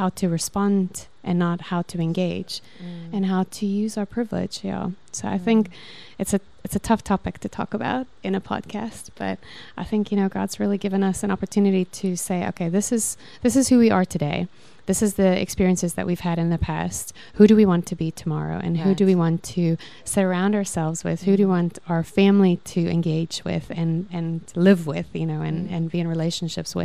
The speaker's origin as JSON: {"language": "English", "country": "South Africa", "also_born_or_lived": "United States / London", "moved": "as an adult", "lives_now": "Cape Town, South Africa", "said": "I'm a white Afrikaans South African"}